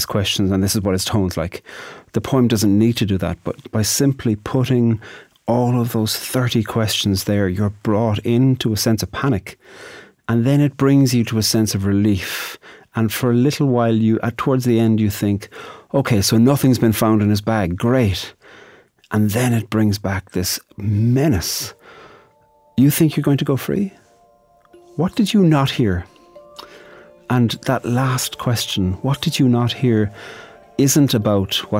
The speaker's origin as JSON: {"language": "English", "country": "Ireland", "said": "I'm a poet from Ireland."}